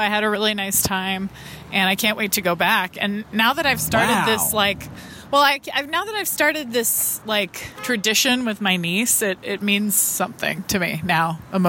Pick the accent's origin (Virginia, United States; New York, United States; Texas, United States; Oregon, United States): Texas, United States; Austin; I grew up in Austin.